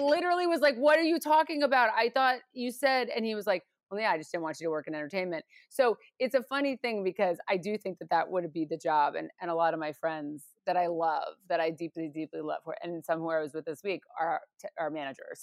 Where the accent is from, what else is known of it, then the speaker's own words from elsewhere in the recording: New York or the suburbs of New York, United States; moved away as an adult; now in Los Angeles, United States; I grew up in New York or the suburbs of New York